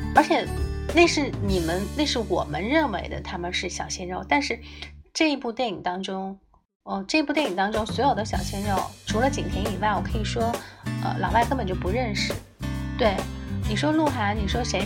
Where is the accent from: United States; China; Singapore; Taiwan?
China; 那我们中国人现在还在教喊